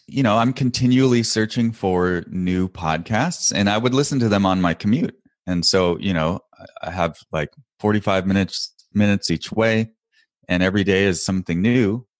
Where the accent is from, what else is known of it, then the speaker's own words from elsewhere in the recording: Portland, Oregon, United States; and I'm from the Northwest, grew up around Portland, Oregon, and that's where I live now. And I thought, I'll move back home.